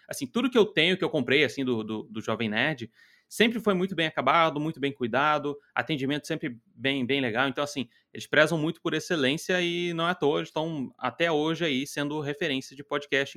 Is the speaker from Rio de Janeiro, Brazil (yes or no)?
yes; Rio de Janeiro, Brazil; also born or lived in Nova Iguaçu; Eu sou natural do Rio de Janeiro, eu moro em, morava em Nova Iguaçu